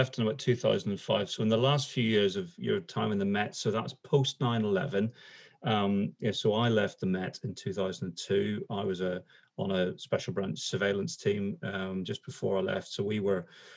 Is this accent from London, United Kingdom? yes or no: no; Northern Ireland, United Kingdom; accent: Northern Irish; moved away; my accent from Northern Ireland